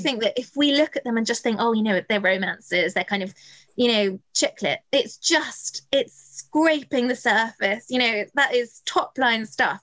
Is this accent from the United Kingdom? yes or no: yes; just outside Bath, South West England, United Kingdom; I grew up just outside Bath